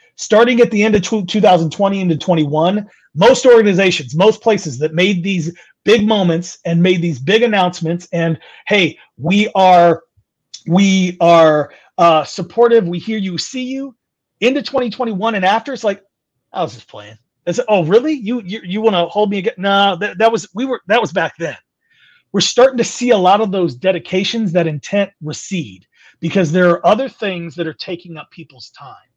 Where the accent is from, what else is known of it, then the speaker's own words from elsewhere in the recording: California, United States; moved away; also born or lived in Midwest; I'm born and raised in California, moved to the Midwest.